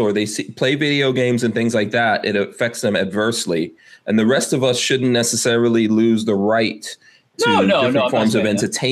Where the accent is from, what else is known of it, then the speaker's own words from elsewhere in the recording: New York City, New York, United States; also born or lived in Guyana / England / Nigeria; I grew up in New York City